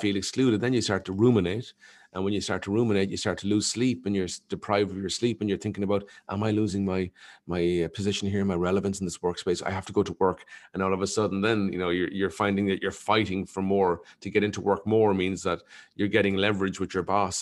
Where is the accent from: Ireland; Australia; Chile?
Ireland; as an Irish person